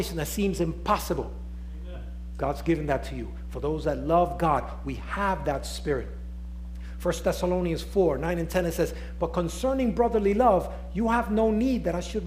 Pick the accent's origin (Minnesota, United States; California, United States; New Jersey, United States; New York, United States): New York, United States; New York City; accent: Nuyorican; my accent is New Yorican